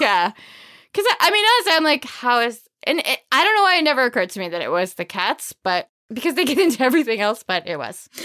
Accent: Maine, United States; accent: Maine; I'm from Maine

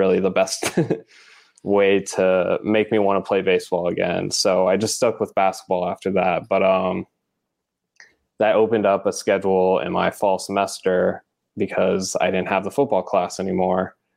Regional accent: El Paso, Texas, United States; I'm from El Paso, Texas

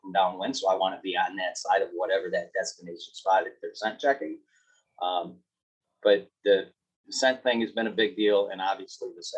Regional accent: Michigan, United States

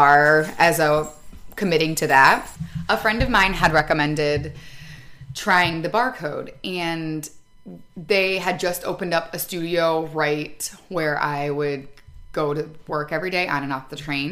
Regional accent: Michigan, United States; moved away as an adult; also born or lived in Chicago; now in Grand Rapids, United States; I'm from Michigan

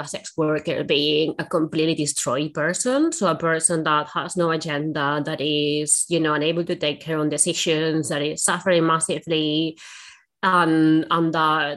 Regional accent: Spain; now in United Kingdom; Spain, which is where I'm from

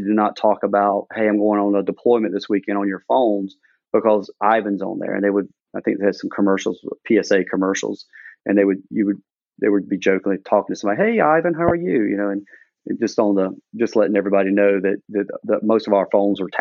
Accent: Georgia, United States; moved away as an adult; I'm from Georgia, so Atlanta was our big city.

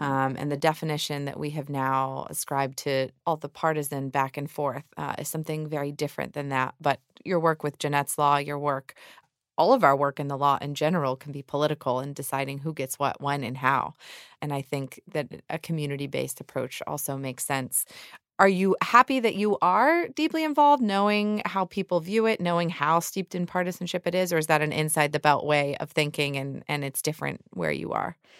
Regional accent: Georgia, United States; I think that happens in my home state, too. I mean, we, we're always referred to as a, a red state with a blue bubble in Atlanta

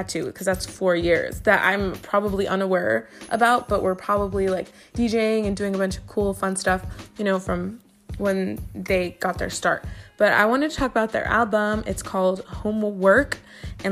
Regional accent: Inland Empire, California, United States; I'm from the Inland Empire, and that's one of the area codes from around here.

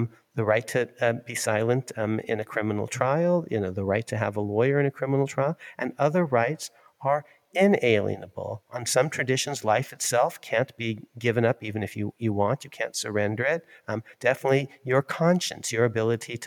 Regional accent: Ann Arbor, Michigan, United States; I was born in Ann Arbor, Michigan.

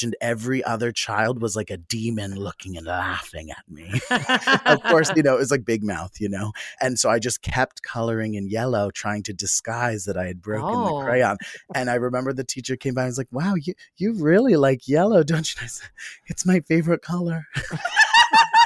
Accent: Philadelphia, Pennsylvania, United States; born or raised there

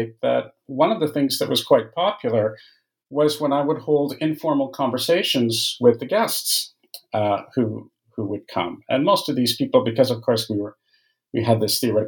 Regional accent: Canada; moved away; I'm Canadian by origin, and those degrees were in Canada

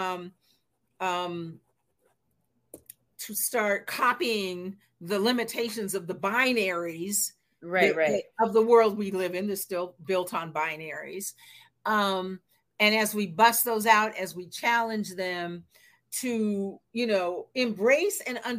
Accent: Seattle, Washington, United States; I'm from Seattle, Washington. Grew up in the 50s and 60s.

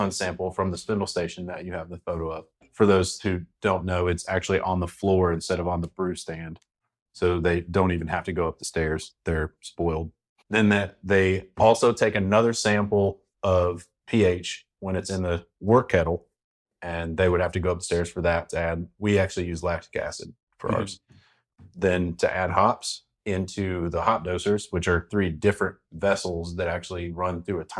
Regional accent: North Carolina, United States; now in Florida, United States; I'm originally from North Carolina

